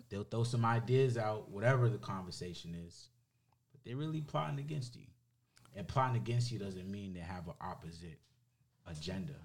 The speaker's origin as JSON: {"language": "English", "country": "United States", "said": "I'm an American"}